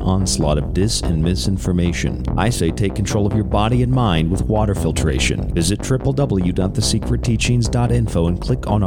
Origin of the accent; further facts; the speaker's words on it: Florida, United States; also born or lived in Rochester, New York; now in Tucson, United States; the state of Florida, my home state